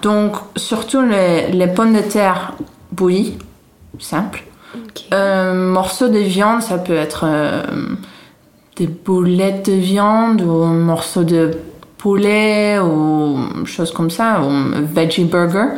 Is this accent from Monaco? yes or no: no; Haarlem, North Holland, Netherlands; French is a second language; now in France; je viens d'une ville à côté d'Amsterdam qui s'appelle Harlem